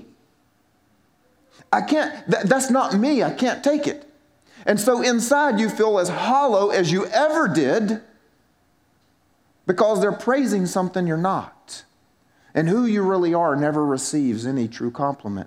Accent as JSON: {"language": "English", "region": "South Carolina", "country": "United States", "moved": "as an adult", "said": "I was from South Carolina and had an accent that it shows that I'm from South Carolina"}